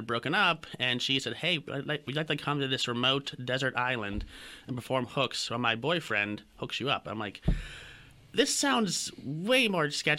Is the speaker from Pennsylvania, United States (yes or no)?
yes; Pittsburgh, Pennsylvania, United States; I grew up actually in Pittsburgh, Pennsylvania